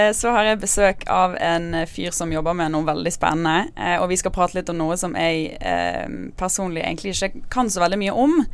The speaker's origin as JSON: {"language": "Norwegian", "town": "Bergen", "region": "Vestland", "country": "Norway", "said": "to bergensere i poden i dag"}